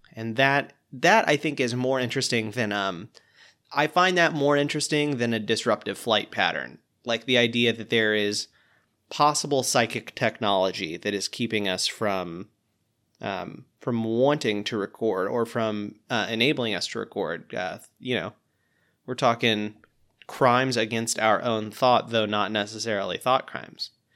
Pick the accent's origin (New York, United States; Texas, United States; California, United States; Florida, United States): Florida, United States; Pensacola; my hometown of Pensacola, Florida